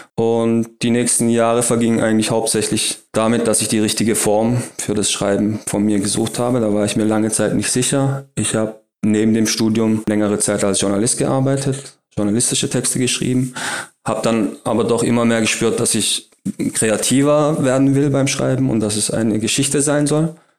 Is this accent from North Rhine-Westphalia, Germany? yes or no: no; Heilbronn, Baden-Württemberg, Germany; also born or lived in Berlin; meine Heimatstadt hier, auf Heilbronn